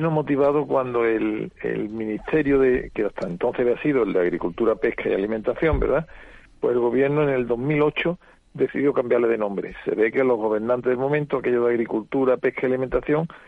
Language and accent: Spanish; Seville, Andalusia, Spain; now in Córdoba, Spain; soy, sevillano, vivo en Córdoba.